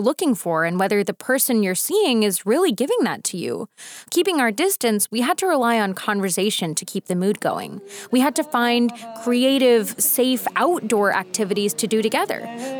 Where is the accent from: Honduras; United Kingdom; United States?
United States; also born or lived in North Carolina / East Coast; now in California, United States; I grew up American on McDonald's Happy Meals